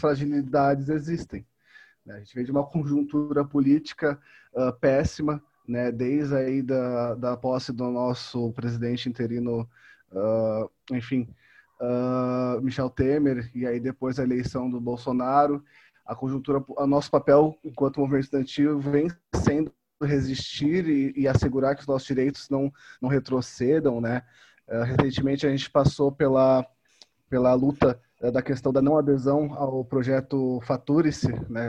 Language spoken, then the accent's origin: Portuguese; São Paulo, Brazil; now in Pelotas, Brazil; em São Paulo, onde eu nasci, onde eu cresci